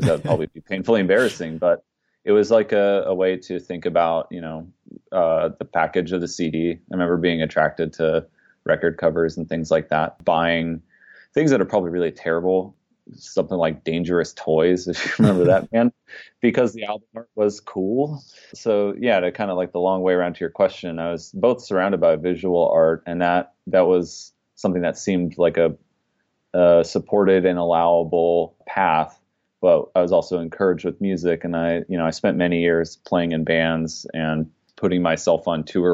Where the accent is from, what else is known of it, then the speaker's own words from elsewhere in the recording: Dayton, Ohio, United States; I grew up just outside of Dayton, Ohio